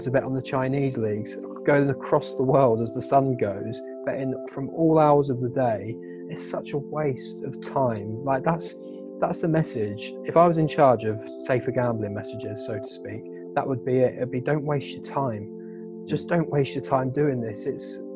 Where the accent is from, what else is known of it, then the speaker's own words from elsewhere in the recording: Downham Market, East of England, United Kingdom; moved away as an adult; now in Manchester, United Kingdom; I'm originally from Norfolk, a town called Downham Market, small little town where everyone knew each other.